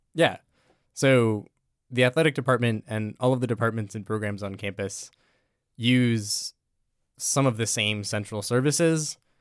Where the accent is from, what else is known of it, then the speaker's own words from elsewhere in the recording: Everett, Washington, United States; moved away as an adult; I'm from Everett, Washington, the Seattle area.